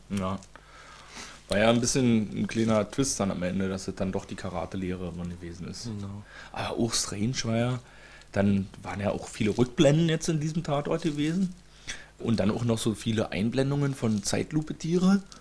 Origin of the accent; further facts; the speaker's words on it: East Germany, Germany; Entschuldigung, ich bin Ossi, ich bin ja so ein Tierparkmensch.